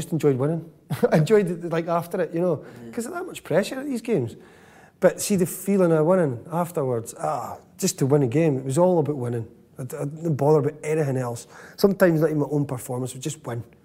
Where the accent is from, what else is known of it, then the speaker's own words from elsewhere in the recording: Scotland, United Kingdom; we're Scottish